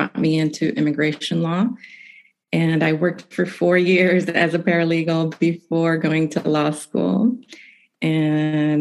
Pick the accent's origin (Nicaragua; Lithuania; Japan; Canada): Nicaragua; moved away as an adult; also born or lived in Massachusetts; now in United States; I'm originally from Nicaragua, and I came to the United States for college, and I've been here ever since